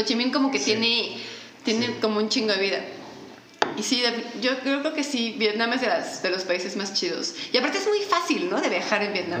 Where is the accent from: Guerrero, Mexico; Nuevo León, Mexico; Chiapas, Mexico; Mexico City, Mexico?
Mexico City, Mexico; La gente que somos de la Ciudad de México somos como que tenemos un tipo